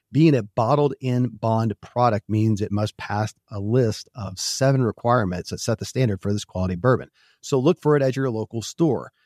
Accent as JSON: {"language": "English", "region": "Kentucky", "country": "United States", "tie": "born or raised there"}